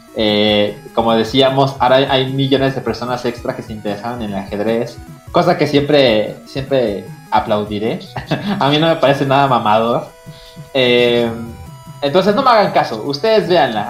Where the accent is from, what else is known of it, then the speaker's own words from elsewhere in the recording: Mexico; now in Mexico City, Mexico; soy mexicano, ¿no? Y que estoy en Ciudad de México